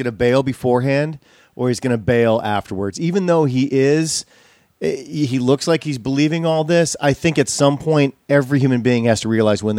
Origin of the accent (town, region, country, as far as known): Wisconsin, United States